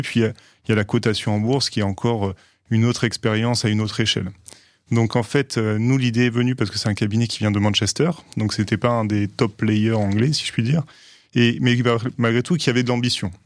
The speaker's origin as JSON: {"language": "French", "town": "Aix-en-Provence", "region": "Provence-Alpes-Côte d'Azur", "country": "France", "tie": "born or raised there", "moved": "as an adult", "lives_now": "Paris, France", "said": "je viens d'Aix-en-Provence, où je suis né"}